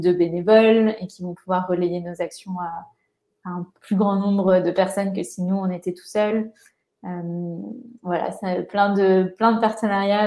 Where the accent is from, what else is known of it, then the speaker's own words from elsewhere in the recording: La Rochelle, Nouvelle-Aquitaine, France; moved away as an adult; also born or lived in Paris / Rome; j'ai grandi à La Rochelle